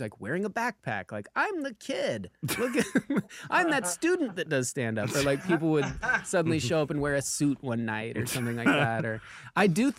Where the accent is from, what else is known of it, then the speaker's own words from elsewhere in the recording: Lemmon Valley, Nevada, United States; now in Los Angeles, United States; we're from Lemon Valley, Nevada, and this is how we were raised.